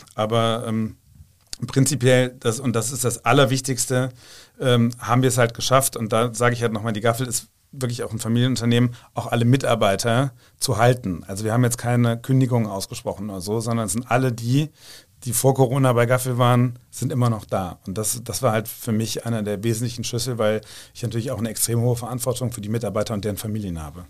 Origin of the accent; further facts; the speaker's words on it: Rhineland, Germany; ich bin da auch als Rheinländer